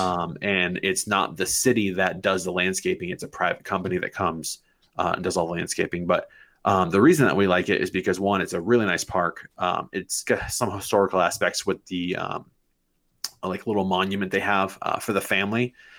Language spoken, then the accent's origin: English; Manchester, New Hampshire, United States; I was born and raised in Manchester. I went to Memorial High School